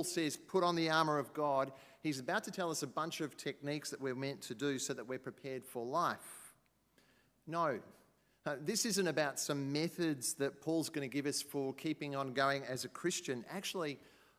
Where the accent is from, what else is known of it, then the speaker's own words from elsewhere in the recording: Queensland, Australia; I come from Queensland